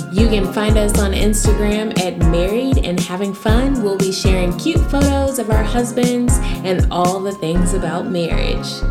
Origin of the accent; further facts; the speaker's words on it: Jamaica; I'm a Jamaican